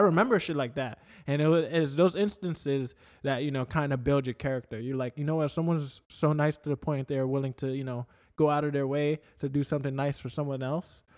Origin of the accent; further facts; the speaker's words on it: New York, United States; moved away; when I was a kid growing up in New York